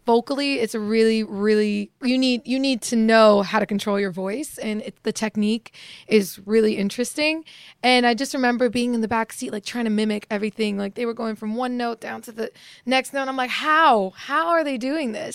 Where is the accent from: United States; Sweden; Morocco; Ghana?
Morocco; moved away; I was born in Morocco